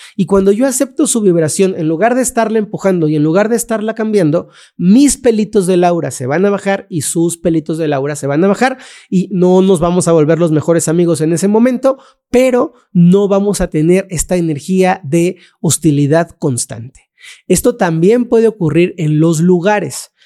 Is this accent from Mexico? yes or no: yes; Mexico; vivo en México, me crié en México